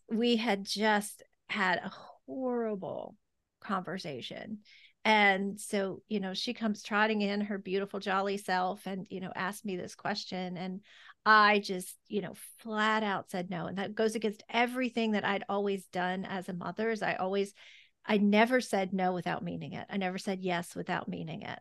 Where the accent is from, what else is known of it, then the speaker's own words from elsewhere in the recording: the South, United States; growing up in the South